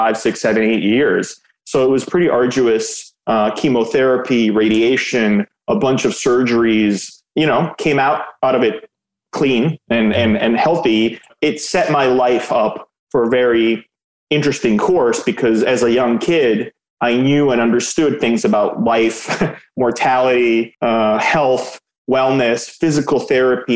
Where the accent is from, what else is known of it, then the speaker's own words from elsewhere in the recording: Belgrade, Serbia; now in United States; I was born in Yugoslavia, in Belgrade, which is now Serbia